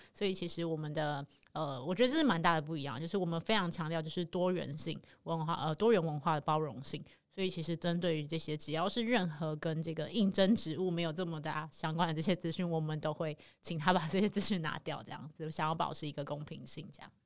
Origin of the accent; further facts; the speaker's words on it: Taiwan; 你也是台湾人，我也是台湾人